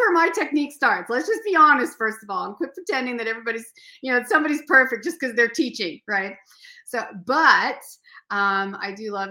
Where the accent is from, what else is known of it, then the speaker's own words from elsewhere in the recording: Seattle, Washington, United States; moved away; I grew up canoeing on Puget Sound